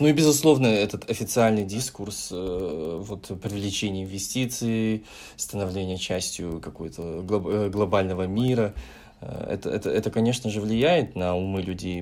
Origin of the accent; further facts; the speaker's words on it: Kazakhstan; у нас, в наших краях